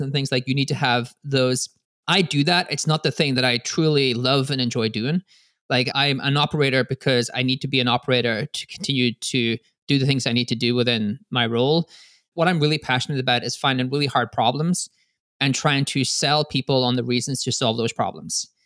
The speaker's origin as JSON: {"language": "English", "country": "Ireland", "said": "I'm Irish"}